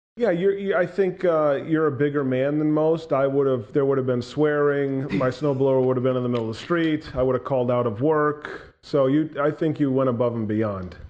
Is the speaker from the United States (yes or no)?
yes; New Hampshire, United States; born and raised in New Hampshire